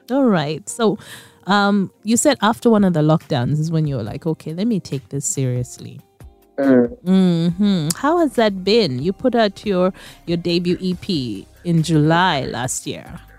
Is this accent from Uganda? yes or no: yes; Kampala, Central Region, Uganda; Grew up in Kampala